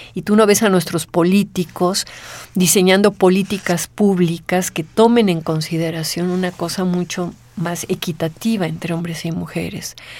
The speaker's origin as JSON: {"language": "Spanish", "country": "Mexico"}